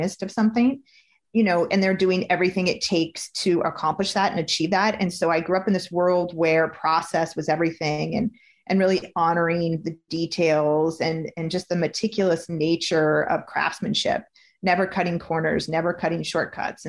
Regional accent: Napa Valley, California, United States; coming from where I was coming from Napa Valley

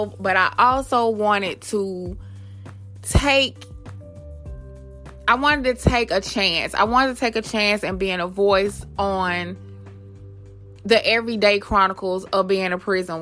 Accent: Atlanta, Georgia, United States; also born or lived in Queens, New York; I moved to Atlanta when I was about 2 or 3 years old, I want to say. And I have been here ever since. I grew up off Northside Drive

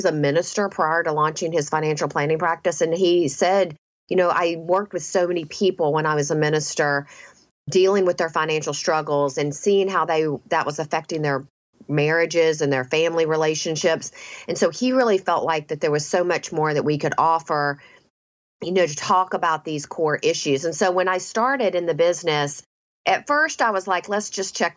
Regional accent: the South, United States; I grew up in the South

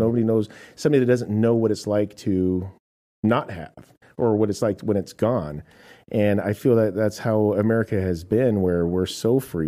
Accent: United States; I am an American

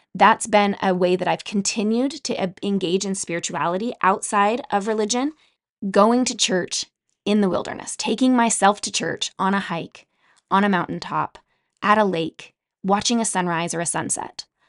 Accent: Utah, United States; Growing up in Utah, I spent a lot of time outdoors

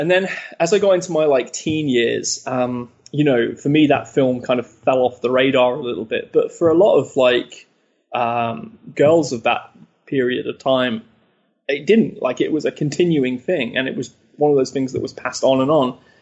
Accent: Leicester, East Midlands, United Kingdom; in Leicester, which is my hometown in the UK

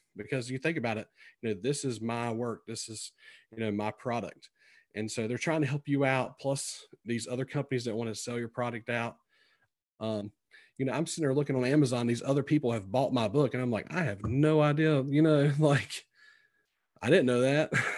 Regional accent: Sampson County, North Carolina, United States; accent: twangy; moved away as an adult; also born or lived in Greenville, North Carolina; now in Virginia, United States; you can tell by my accent, it's very twangy, 'cause I'm, I'm originally from Sampson County, which is, you know, south of Raleigh.

